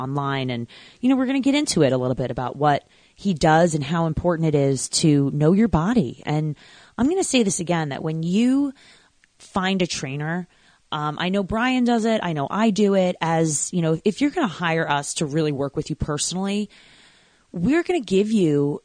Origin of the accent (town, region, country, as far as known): Long Island, New York, United States